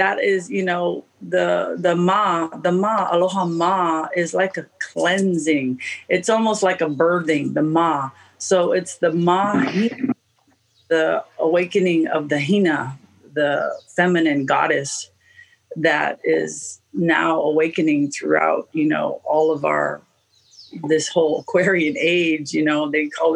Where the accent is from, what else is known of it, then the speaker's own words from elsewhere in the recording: Oahu, Hawaii, United States; I was born on Oahu, and my mom comes from Detroit.